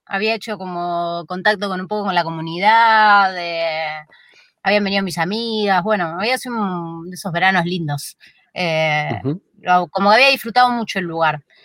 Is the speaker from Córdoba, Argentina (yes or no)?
no; Buenos Aires, Argentina; moved away as an adult; now in San Luis, Argentina; yo soy de Flores, un barrio de, la capital, eh, muy céntrico, en el medio de la capital, creo que por la esquina de mi casa, yo me crié ahí a media cuadra de Plaza Flores